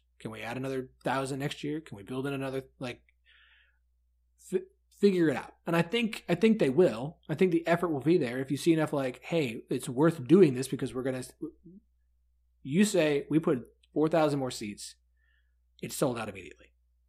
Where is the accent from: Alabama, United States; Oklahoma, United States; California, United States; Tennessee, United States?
Oklahoma, United States; I'm from Oklahoma